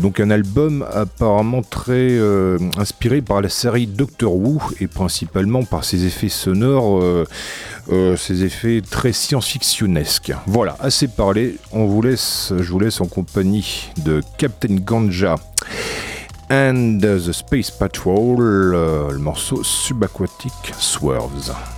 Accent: France; accent: Frenchy; mon bel accent Frenchy

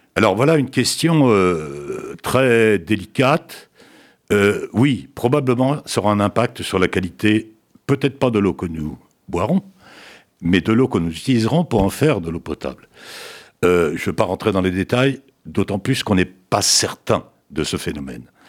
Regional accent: France; chez nous en France

